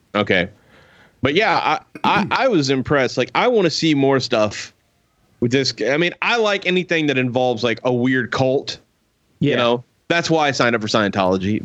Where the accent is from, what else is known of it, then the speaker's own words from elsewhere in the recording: Alvin, Texas, United States; growing up in Alvin